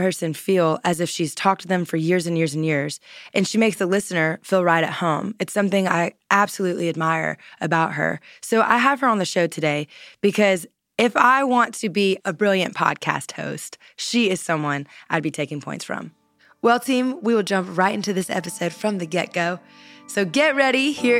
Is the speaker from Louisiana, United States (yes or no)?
yes; Louisiana, United States; which, hello, I'm from Louisiana, Southern girl at heart.